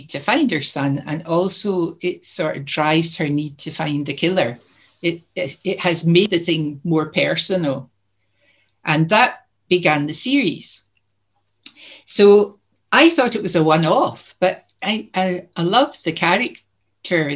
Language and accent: English; Greenock, Scotland, United Kingdom; Greenock was my hometown, which is down the coast a bit from Glasgow.